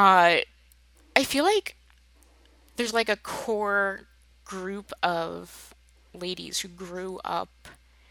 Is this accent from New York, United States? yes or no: no; New Jersey, United States; now in Michigan, United States; we grew up in New Jersey on the East Coast, and we moved out to Michigan